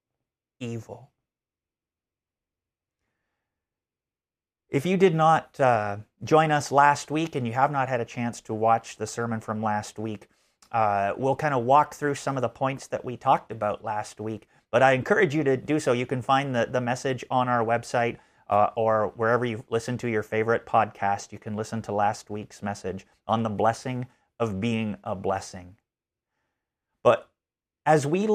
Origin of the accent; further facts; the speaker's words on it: Canada; moved away; As a Canadian growing up, I did not learn a lot of American history.